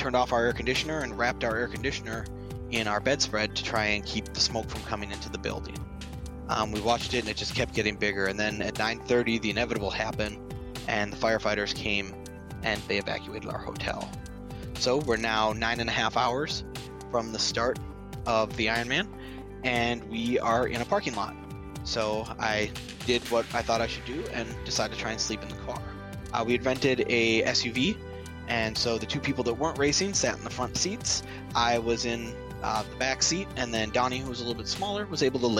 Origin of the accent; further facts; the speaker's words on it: Irvine, California, United States; I am from Irvine, California.